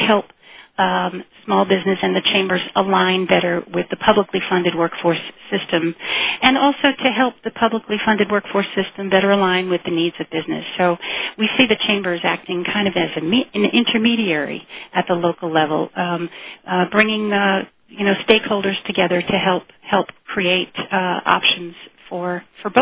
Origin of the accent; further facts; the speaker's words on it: East Coast, United States; I was from the East Coast